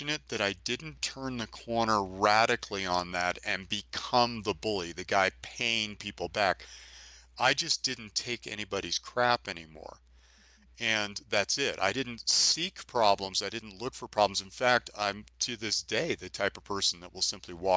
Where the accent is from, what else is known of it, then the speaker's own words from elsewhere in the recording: San Francisco, California, United States; I grew up in San Francisco